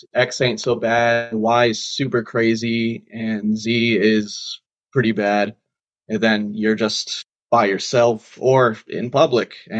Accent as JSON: {"language": "English", "region": "Massachusetts", "country": "United States", "tie": "born or raised there", "moved": "as an adult", "lives_now": "Rhode Island, United States", "said": "I'm originally from Mass, though. I grew up there."}